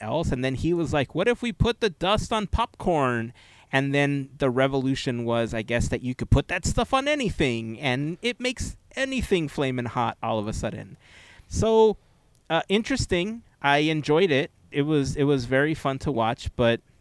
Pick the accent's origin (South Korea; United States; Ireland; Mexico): United States; Southern California; growing up in Southern California